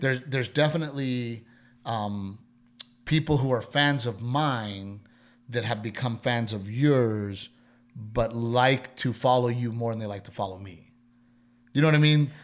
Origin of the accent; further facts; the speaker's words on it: Texas, United States; moved away as an adult; also born or lived in Los Angeles; I'm from Texas